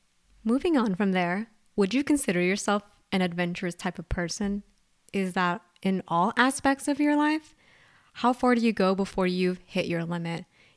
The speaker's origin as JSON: {"language": "English", "region": "California", "country": "United States", "tie": "born or raised there", "said": "I'm a Californian."}